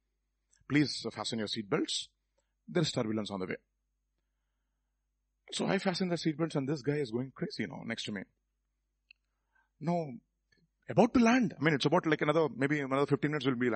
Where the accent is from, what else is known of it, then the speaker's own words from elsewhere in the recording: Hyderabad, Telangana, India; Nen Hyderabad nincha.